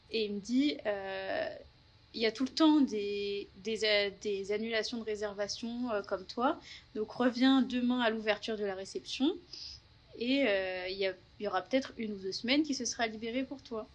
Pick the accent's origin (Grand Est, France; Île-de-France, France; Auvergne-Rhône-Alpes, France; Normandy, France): Île-de-France, France; Paris region, Yvelines; moved away as an adult; now in Melbourne, Australia; je suis française. Je viens de région parisienne, du 78